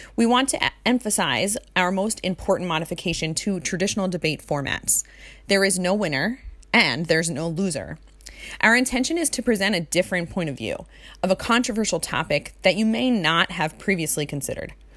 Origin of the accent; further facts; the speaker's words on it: Jersey Shore, New Jersey, United States; also born or lived in Hawaii; I was born and raised on the Jersey Shore.